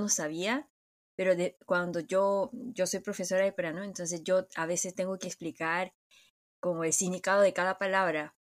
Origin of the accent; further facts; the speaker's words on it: South Korea; en Corea nosotros tenemos la idea